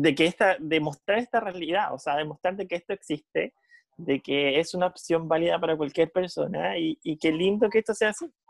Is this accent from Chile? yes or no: yes; Chile